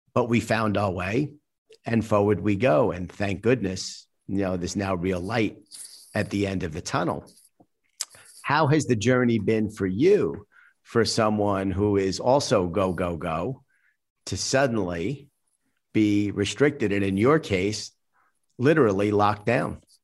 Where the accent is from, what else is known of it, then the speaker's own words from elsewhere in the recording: United States; I'm an American